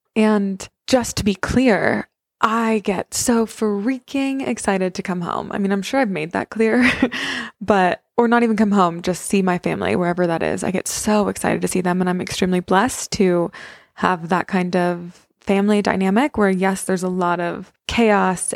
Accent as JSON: {"language": "English", "town": "Santa Fe", "region": "New Mexico", "country": "United States", "moved": "yes", "said": "I came home for Christmas, so I'm at my parents' house"}